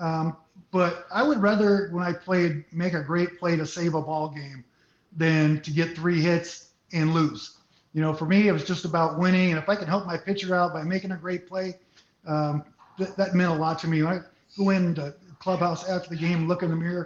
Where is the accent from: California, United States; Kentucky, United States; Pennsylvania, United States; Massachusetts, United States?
California, United States; Santa Clara; also born or lived in San Jose, California; I was born in San Jose, raised in Santa Clara.